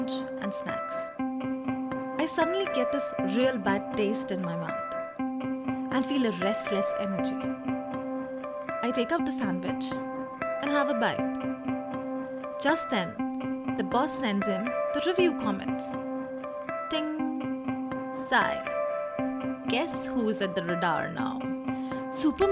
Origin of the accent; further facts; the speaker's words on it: India; I come from India